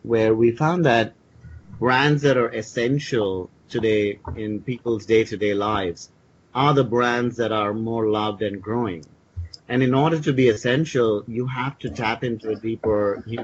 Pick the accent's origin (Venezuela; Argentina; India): India; I grew up with them in India